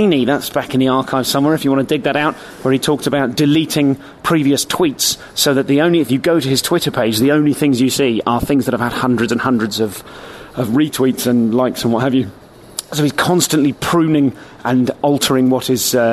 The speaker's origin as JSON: {"language": "English", "region": "England", "country": "United Kingdom", "said": "an English person performing in Ireland"}